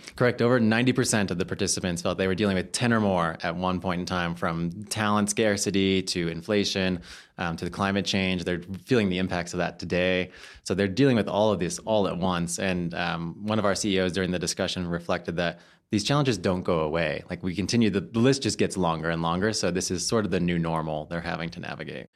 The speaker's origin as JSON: {"language": "English", "country": "United States", "said": "as an American"}